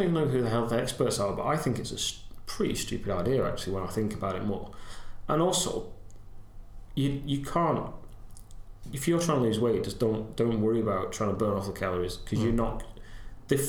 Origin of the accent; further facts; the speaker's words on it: United Kingdom; I'm so British